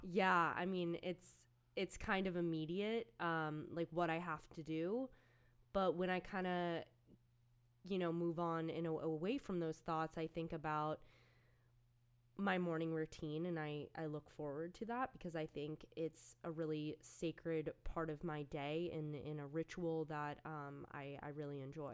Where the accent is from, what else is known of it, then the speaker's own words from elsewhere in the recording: outside of New York City, United States; I grew up outside of New York City